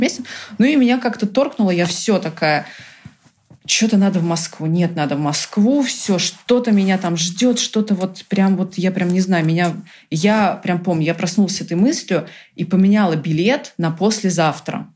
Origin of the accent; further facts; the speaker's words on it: Brazil; first language Portuguese, English and Russian; also born or lived in United States; now in Russia; я выросла в Бразилии, и мои первые языки все-таки был португальский, английский и русский в семье